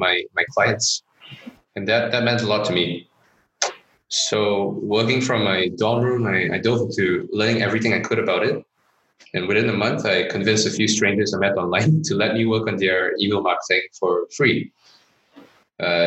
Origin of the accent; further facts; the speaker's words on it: Johor Bahru, Johor, Malaysia; moved away; also born or lived in Singapore; As a kid, I grew up in Johor Bahru, Malaysia, just across the causeway